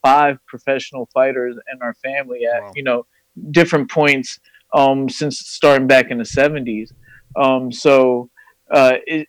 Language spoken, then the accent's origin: English; Fairless Hills, Pennsylvania, United States; I'm from Fairless Hills, you know, just like you guys. I went to Pensbury